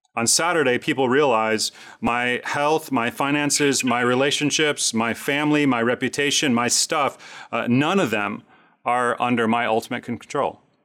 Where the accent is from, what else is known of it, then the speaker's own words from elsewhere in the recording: Chicago, Illinois, United States; I grew up in Chicago, rooting for the Chicago Cubs my entire life